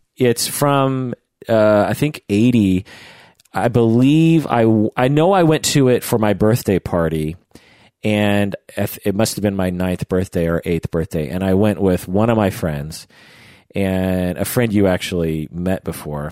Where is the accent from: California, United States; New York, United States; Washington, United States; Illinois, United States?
Washington, United States; Issaquah; I grew up near Issaquah